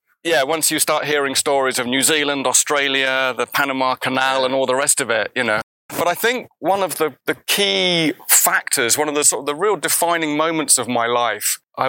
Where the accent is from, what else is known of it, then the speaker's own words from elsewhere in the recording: South East England, United Kingdom; the rest of the world isn't like where I was brought up in Surrey.